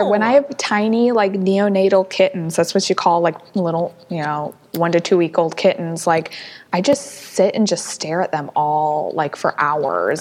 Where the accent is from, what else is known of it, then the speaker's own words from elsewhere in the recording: St. Louis, Missouri, United States; moved away; also born or lived in Huntsville, Alabama; was born and raised in St. Louis. So lived in St. Louis before moving to Huntsville, Alabama